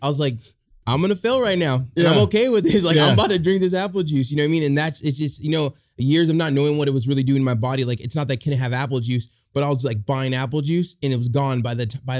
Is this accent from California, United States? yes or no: yes; Orange County, California, United States; I'm from Orange County, California, and born and raised.